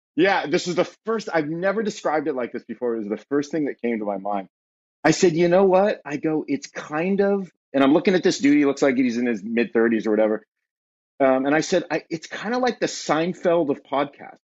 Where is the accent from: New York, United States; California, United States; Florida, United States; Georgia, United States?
California, United States; Southern; born or raised there; moved away as an adult; now in Ashland, Ohio, United States